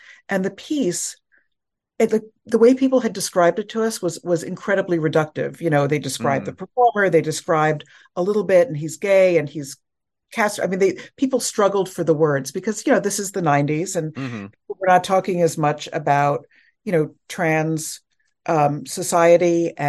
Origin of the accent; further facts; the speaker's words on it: New York City, New York, United States; I lived in New York for many years. I'm a New Yorker.